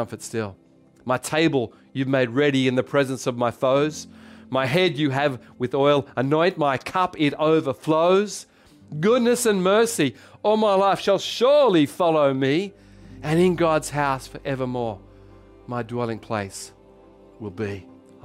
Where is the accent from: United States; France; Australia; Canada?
Australia; accent: Aussie; in my Aussie accent, sorry, because I'm Australian.